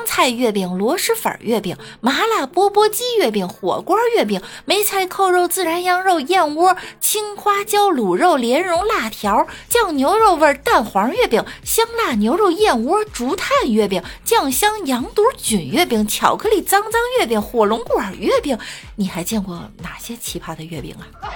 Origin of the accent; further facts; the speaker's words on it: northern China, China; 我作为北方人